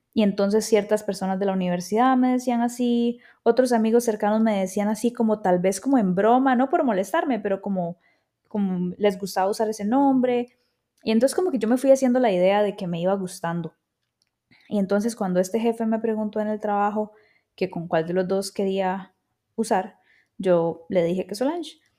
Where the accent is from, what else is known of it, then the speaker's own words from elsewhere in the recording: Escazú, San José, Costa Rica; accent: tico; also born or lived in Buenos Aires, Argentina; Yo em, crecí en Escazú, em, en San Rafael de Escazú o centro de Escazú